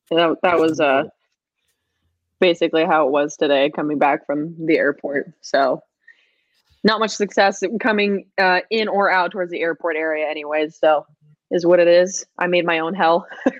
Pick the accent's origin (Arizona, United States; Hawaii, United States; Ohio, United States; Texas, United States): Hawaii, United States; now in Los Angeles, United States; So I'm from Hawaii. And you know, I was living there on and off, through like high school. My home life was weird. I was always like back and forth, from LA and then Hawaii.